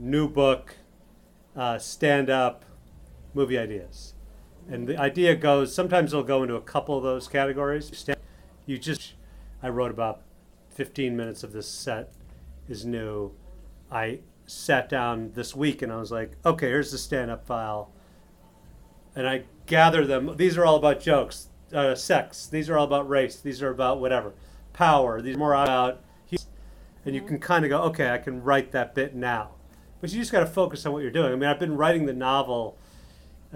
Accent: Chicago, Illinois, United States; moved away as an adult; also born or lived in Upstate New York / New York; I was born and raised in Chicago

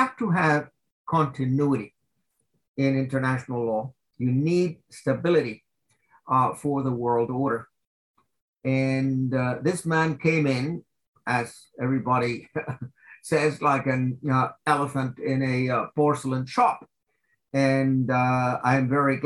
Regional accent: United States; now in Switzerland; I am an American citizen, but I'm also a Swiss citizen

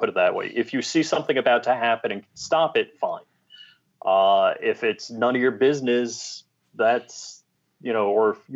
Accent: New York, United States; moved away as an adult; now in Florida, United States; growing up in New York and then coming down here in Florida

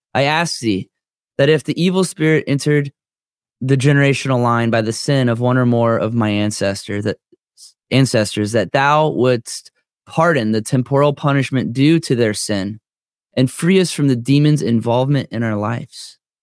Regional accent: Florida, United States; I'm from Florida.

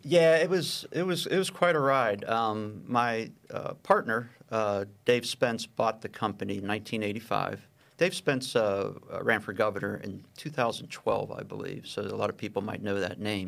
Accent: Pittsburgh, Pennsylvania, United States; I grew up in Pittsburgh and, and went to a small high school, uh, Edgewood High School.

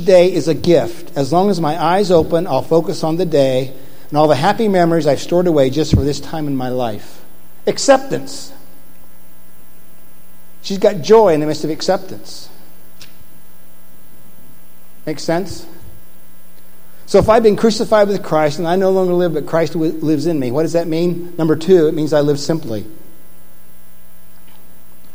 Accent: Indiana, United States; I'm from Indiana

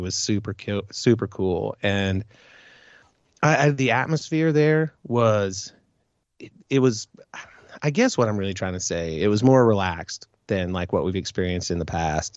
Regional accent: Midwest, United States; I'm from the Midwest

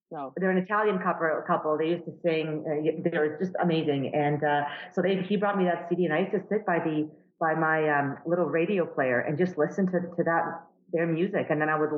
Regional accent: Canada; as a, as a Canadian, obviously it's, it's important as well to be a part of that.

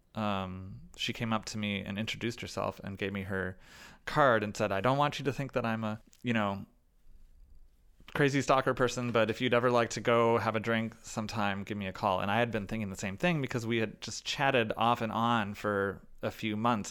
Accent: Chicago, Illinois, United States; I was playing with my hometown orchestra

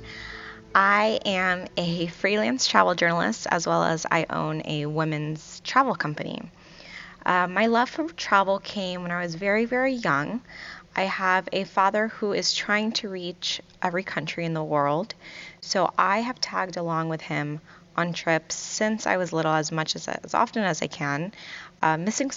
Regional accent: Virginia Beach, Virginia, United States; also born or lived in Kuwait; I grew up in Virginia Beach, Virginia, and originally I'm from Kuwait

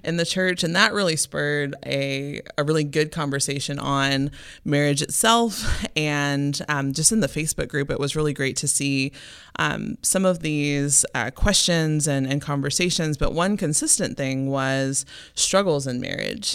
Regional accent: Memphis, Tennessee, United States; moved away; I'm originally from Memphis, Tennessee

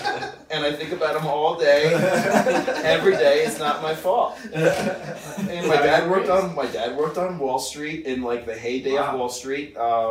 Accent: East Islip, New York, United States; I'm from a little town called East Islip, New York, which is on the center of the fish-shaped island called Long Island, on the south shore facing the Atlantic Ocea

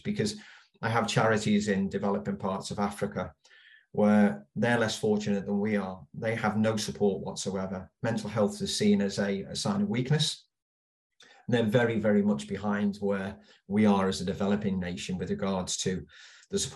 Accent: Liverpool, North West England, United Kingdom; I was born and bred in Liverpool

